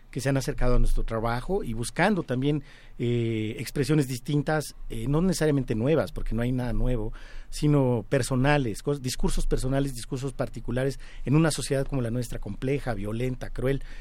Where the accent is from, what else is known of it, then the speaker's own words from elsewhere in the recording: Mexico City, Mexico; los pedregales de Coyoacán, donde yo nací